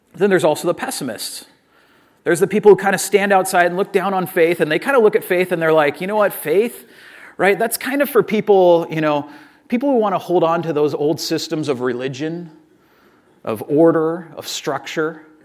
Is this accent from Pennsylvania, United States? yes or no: no; Orange County, California, United States; I'm from Orange County. I'm a Southern California person